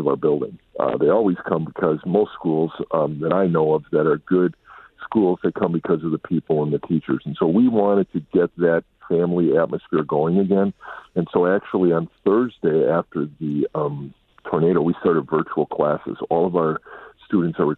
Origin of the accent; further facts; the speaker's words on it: Midwest, United States; moved away as an adult; also born or lived in Milwaukee, Wisconsin; now in Dallas, United States; I'm from the Midwest. I was in the Milwaukee area for 26 years before coming down here to take this this call.